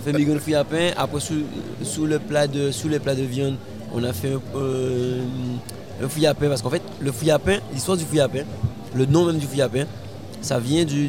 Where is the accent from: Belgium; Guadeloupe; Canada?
Guadeloupe; Baie-Mahault; also born or lived in Toulouse / Haiti; je suis un jeune Guadeloupéen. Je viens de Bemao